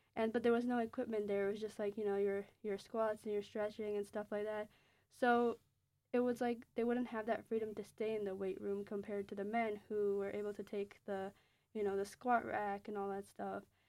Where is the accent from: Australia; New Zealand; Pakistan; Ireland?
Pakistan; now in United States; my own experiences as a Pakistani immigrant